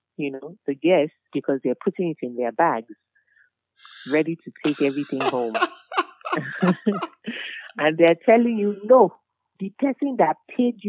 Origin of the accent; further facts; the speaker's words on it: Lagos, Nigeria; I'm a local girl. I'm from Isaleko.